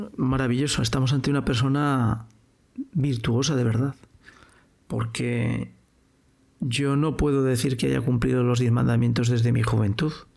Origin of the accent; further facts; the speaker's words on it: Spain; Yo soy español, yo hablo español, yo he vivido en un pueblo, yo he crecido en una sociedad